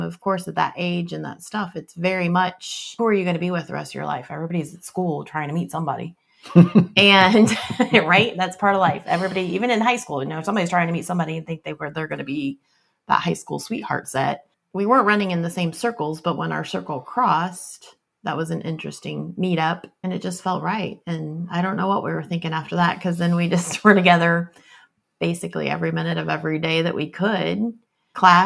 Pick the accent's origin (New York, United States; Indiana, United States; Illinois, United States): Indiana, United States; Fort Wayne; I was born and raised in Fort Wayne, Indiana. I did not move away from Fort Wayne until I went to college.